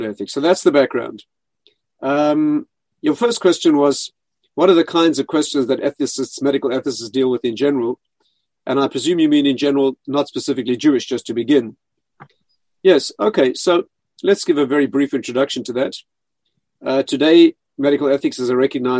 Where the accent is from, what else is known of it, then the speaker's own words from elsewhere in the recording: South Africa; moved away; I was raised in South Africa, where I studied medicine